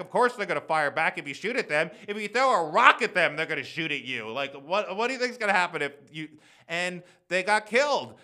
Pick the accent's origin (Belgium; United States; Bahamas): United States; also born or lived in New York City; being an American white Jew in New York City